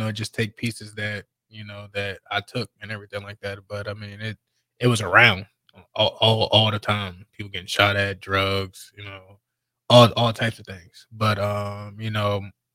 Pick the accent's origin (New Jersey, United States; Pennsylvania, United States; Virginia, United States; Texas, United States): Virginia, United States; Alexandria; Born and raised in Alexandria, Virginia